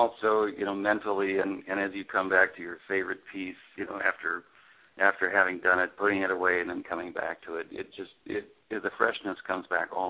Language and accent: English; North Dakota, Minnesota, Midwest, United States; moved away; I grew up in North Dakota, Minnesota, in the center of the country.